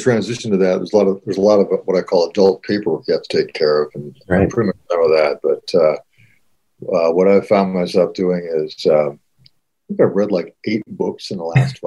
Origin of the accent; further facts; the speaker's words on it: Seattle, Washington, United States; moved away as an adult; also born or lived in Missoula, Montana; now in Montana, United States; I grew up in Seattle, went to high school there, briefly went to college at University of Washington